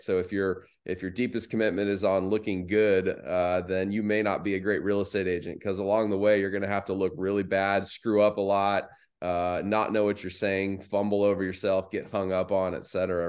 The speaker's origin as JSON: {"language": "English", "town": "Phoenix", "region": "Arizona", "country": "United States", "tie": "born or raised there", "also_born_or_lived": "Mesa, Arizona", "said": "I grew up in the West Valley, so Phoenix Metro."}